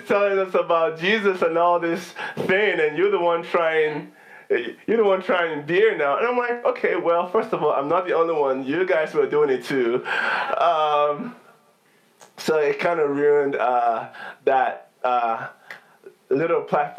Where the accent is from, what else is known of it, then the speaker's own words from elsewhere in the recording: Nigeria; now in United States; growing up in Nigeria was pretty fun